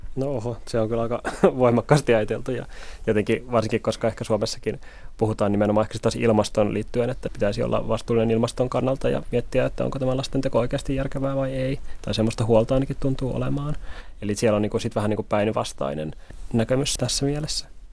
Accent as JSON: {"language": "Finnish", "town": "Helsinki", "region": "Uusimaa", "country": "Finland", "said": "Itse on kolmekymppinen helsinkiläinen"}